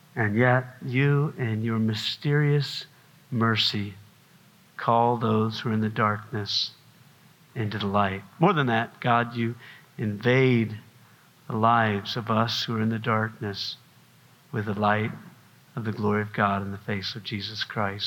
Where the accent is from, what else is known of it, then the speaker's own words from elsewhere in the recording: South Carolina, United States; I'm from South Carolina